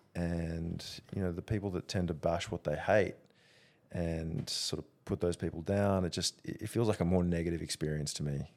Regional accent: Australia; being Australian

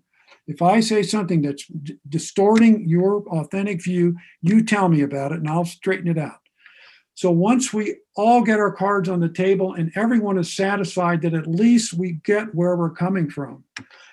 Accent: Ohio, United States; also born or lived in Akron, Ohio / Newcomerstown, Ohio; I grew up in Ohio, not far from the West Virginia border in Akron and Newcomerstown

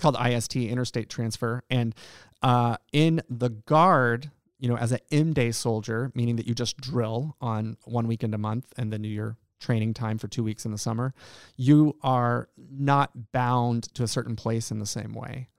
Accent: Friendswood, Texas, United States; moved away as an adult; also born or lived in Estonia / Washington D.C.; now in Alaska, United States; I grew up in a small town in Texas. I grew up in Friendswood, Texas

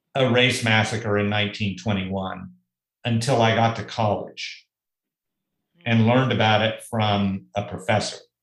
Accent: Tulsa, Oklahoma, United States; moved away; growing up in Tulsa

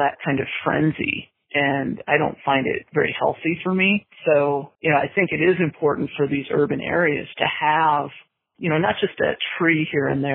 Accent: Montana, United States; also born or lived in Twin Cities, Minnesota, United States; I was born in Minnesota in the Twin Cities area. My family moved to Montana when I was 9

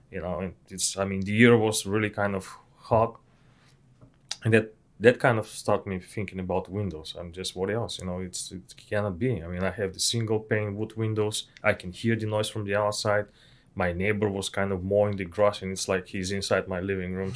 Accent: Bulgaria; English is a second language; moved away as an adult; also born or lived in Ukraine / England; I was study in Ukraine and I'm from Bulgaria

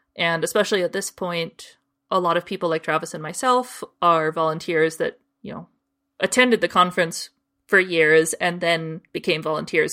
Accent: Canada; I'm from Canada

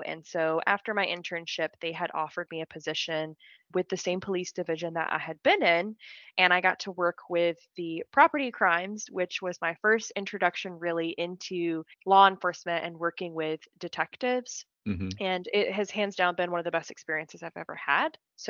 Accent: Pensacola, Florida, United States; So I'm originally from Florida. Okay. I'm originally from the Pensacola area. If anyone is familiar with that, it's the panhandle of Florida.

